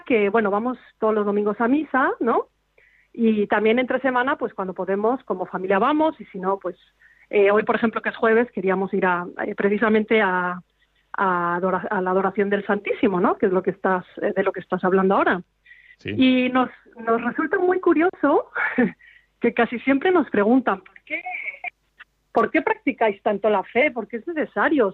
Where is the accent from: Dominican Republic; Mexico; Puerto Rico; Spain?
Spain; now in Switzerland; Nosotros somos una familia española que vivimos aquí